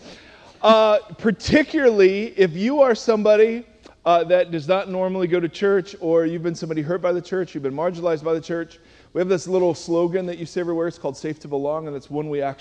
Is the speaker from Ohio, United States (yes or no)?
yes; Cleveland, Ohio, United States; I'm from Cleveland, Ohio